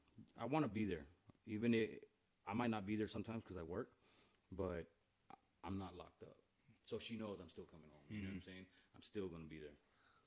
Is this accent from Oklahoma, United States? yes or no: no; Edinburg, Texas, United States; now in Kerrville, United States; I'm originally from the Valley, from Edinburgh, and I moved to Kerrville January 26th of 2004.